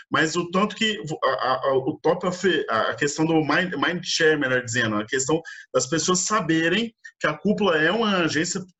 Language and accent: Portuguese; Goiânia, Goiás, Brazil; eu sou natural de Goiânia